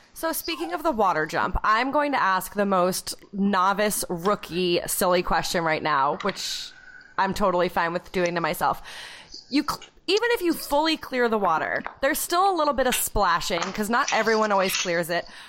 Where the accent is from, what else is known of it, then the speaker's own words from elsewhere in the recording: New Hampshire, United States; I was from like a teeny tiny school in New Hampshire